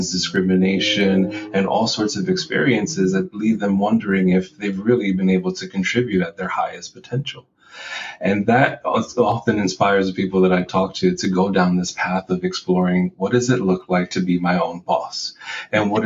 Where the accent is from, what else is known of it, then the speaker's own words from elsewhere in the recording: New York City, New York, United States; also born or lived in Puerto Rico; I was born in Puerto Rico, raised in the Bronx